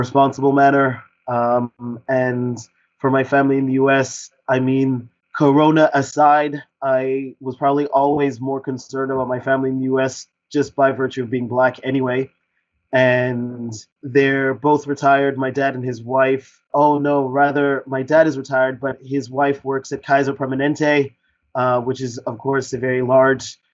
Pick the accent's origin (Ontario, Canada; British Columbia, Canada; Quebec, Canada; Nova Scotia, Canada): Quebec, Canada; also born or lived in South London, United Kingdom / Australia; now in Berlin, Germany; I was born in South London. In the 80s, my family emigrated to Canada when I was about 8 or 9, and I grew up in Quebec, the French-speaking part of Canada